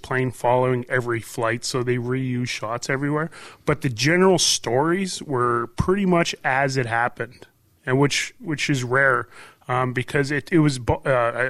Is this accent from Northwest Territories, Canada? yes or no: yes; Hay River, Northwest Territories, Canada; also born or lived in Yellowknife; my hometown of Hay River